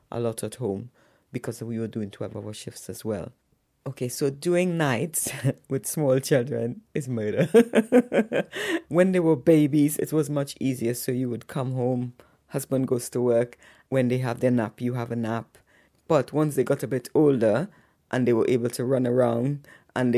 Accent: Grenada; also born or lived in Trinidad and Tobago; now in United Kingdom; I was born in Grenada, and I migrated to the UK in July

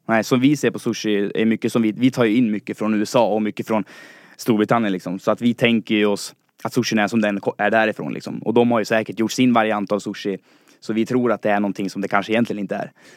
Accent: Falun, Dalarna County, Sweden; moved away as an adult; now in Stockholm, Sweden; jag kommer från Dalarna, från Falun. är 22 år och flyttade hit till Stockholm för att plugga.

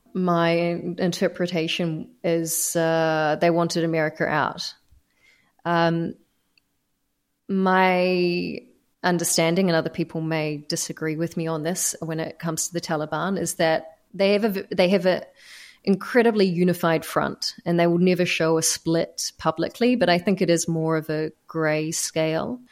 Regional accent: New Zealand; moved away as an adult; also born or lived in Doha, Qatar; by being a New Zealander

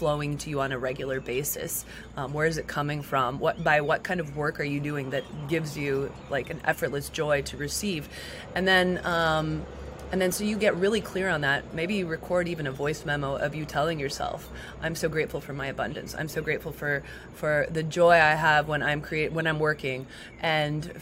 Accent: Las Vegas, Nevada, United States; moved away; also born or lived in San Francisco; I grew up in Las Vegas

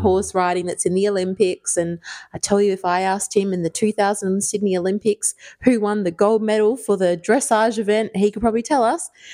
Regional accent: Ireland; I grew up in Ireland

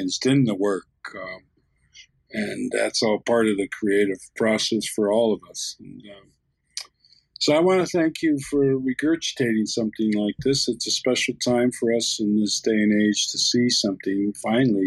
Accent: Canada; now in Santa Fe, United States; I carry a Canadian passport, not by choice, but that's where I was born, on my reservation above the American line

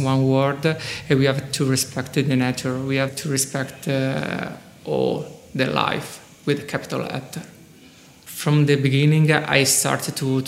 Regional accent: Rome, Lazio, Italy; I come from Rome

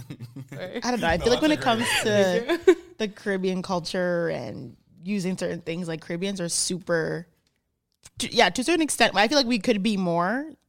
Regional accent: Canada; I'm Jamaican, of Jamaican descent, like, my whole family. I'm first generation Canadian. Everyone who's born before me was born in Jamaica, right?

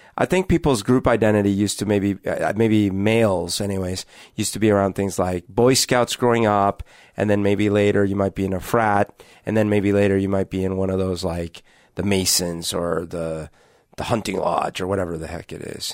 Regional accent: Colombia; now in Seattle, United States; Growing up in Columbia

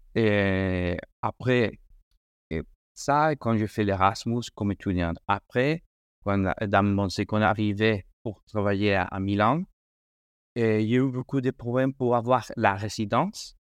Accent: Madrid, Community of Madrid, Spain; French is a second language; moved away; also born or lived in Italy; je suis espagnol, je suis espagnol de, Madrid.

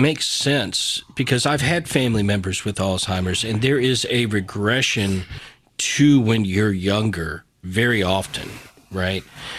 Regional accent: Southwest Virginia, United States; I grew up in Southwest Virginia. I've got relatives that I know you would not understand what they said, right?

